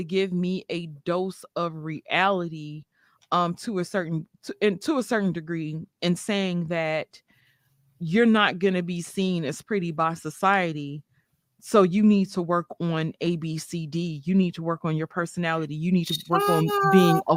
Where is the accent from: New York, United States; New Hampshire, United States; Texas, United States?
New York, United States; New York City; I was raised partially in Brooklyn, New York